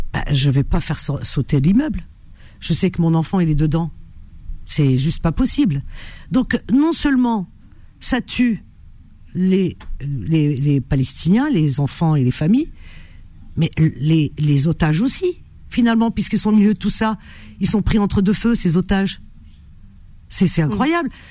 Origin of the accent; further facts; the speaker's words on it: Algeria; Chez nous en Algérie